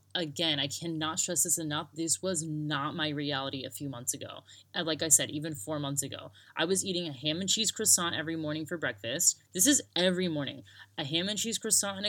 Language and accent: English; United States; moved away as an adult; also born or lived in Sydney, Australia / Broome, Australia; now in Australia; I grew up in America